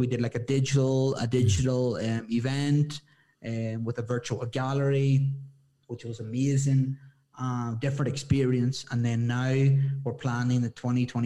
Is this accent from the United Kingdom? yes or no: no; Ireland; moved away as an adult; now in Ecuador; I'm like an Irish boy